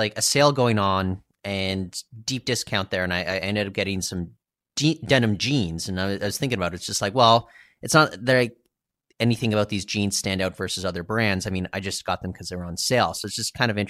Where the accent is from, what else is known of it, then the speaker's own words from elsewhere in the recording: Canada; growing up in Canada